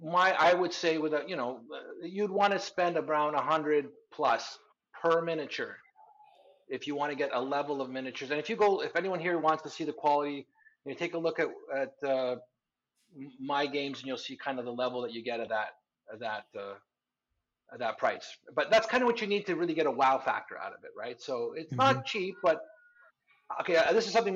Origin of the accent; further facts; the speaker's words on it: Canada; also born or lived in southern Spain; now in Spain; I'm a Canadian guy living in Spain